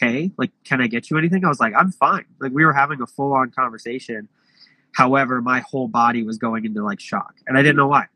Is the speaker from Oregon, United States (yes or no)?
yes; Portland, Oregon, United States; moved away; I'm originally from Portland, Oregon